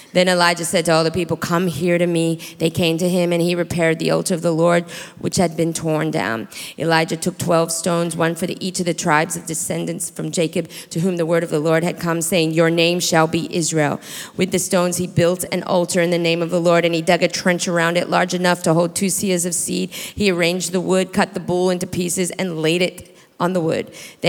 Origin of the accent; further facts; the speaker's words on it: New Zealand; born there; So I was born in New Zealand to a father who's Australian, grew up in the Philippines in a Chinese compound, going to an American school.